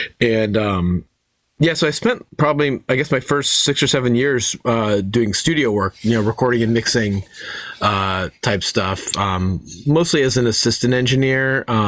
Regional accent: Chicago, Illinois, United States; also born or lived in Ohio / Detroit; I grew up a little kind of like around the Midwest. I was born in Ohio. We lived in Detroit for a while, and then Chicago. We moved to Chicago when I was about 12.

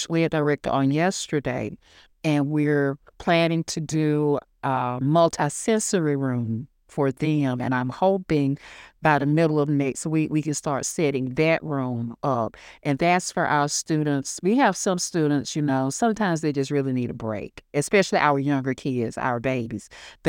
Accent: United States; Like I said, I'm from Hancock County. I'm a proud alumnus, ninth class of 1986, that I think is the best class that has ever come through Hancock Central High School. And I went to school here.

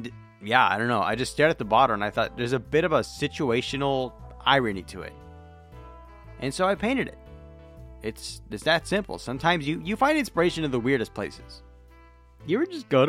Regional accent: Tulare County, California, United States; I'm from Tulare County

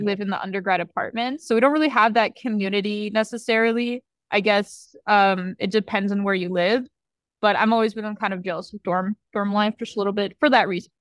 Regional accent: Arcadia, California, United States; moved away as an adult; now in Santa Barbara, United States; I'm from, like, technically Los Angeles County. I'm from Arcadia.

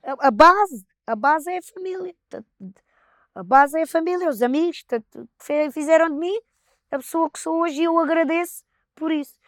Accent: Palmela, Setúbal, Portugal; nós somos de, de Palmela

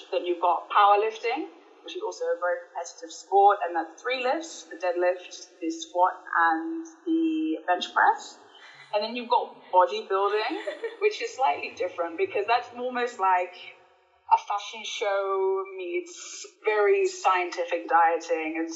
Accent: Birmingham, West Midlands, United Kingdom; moved away as an adult; also born or lived in Colombia; now in South Africa; Yeah, I, I grew up in Birmingham, born and bred. I spent between the ages of zero and 21 in the UK.

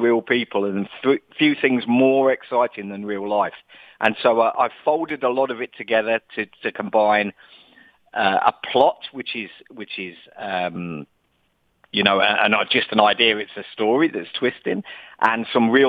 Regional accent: Leicester, East Midlands, United Kingdom; accent: English; now in Dubai, United Arab Emirates; I'm an English guy. I was born in the Midlands of England in a town called Leicester

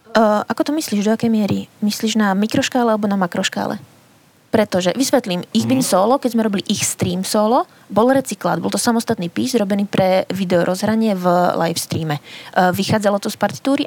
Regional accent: Spiš, Slovakia; Ja som dievčinka zo Spiša

